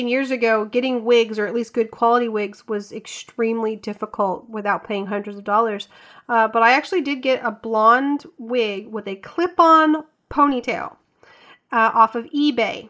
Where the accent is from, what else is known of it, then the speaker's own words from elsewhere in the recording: the South, United States; growing up in the South